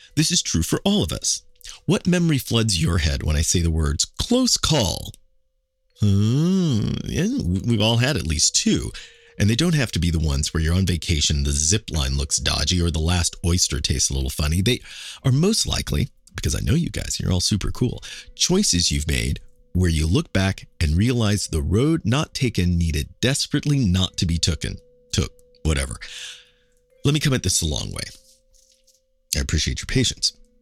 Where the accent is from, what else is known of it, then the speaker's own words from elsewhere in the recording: Kansas City, Missouri, United States; now in New York, United States; my hometown is Kansas City